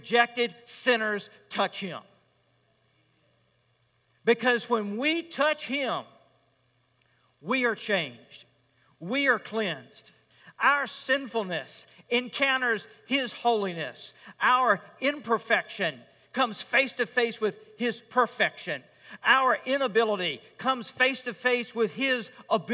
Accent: Richmond, Virginia, United States; I grew up in Richmond

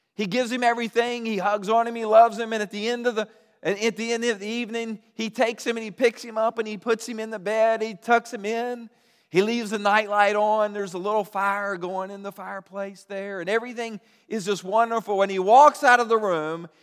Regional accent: Roanoke, Virginia, United States; I grew up in Roanoke

